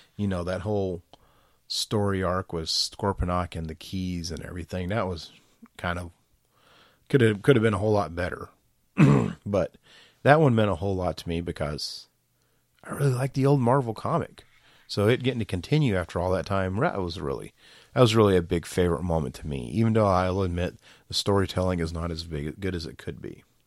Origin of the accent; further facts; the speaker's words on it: Georgia, United States; I'm from Georgia. I'm from the South.